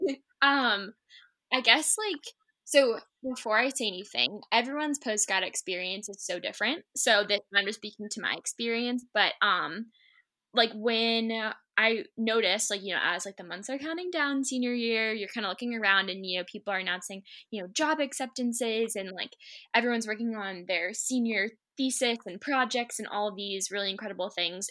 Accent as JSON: {"language": "English", "town": "Shrewsbury", "region": "Massachusetts", "country": "United States", "tie": "born or raised there", "said": "I grew up in Shrewsbury, Mass, my whole life"}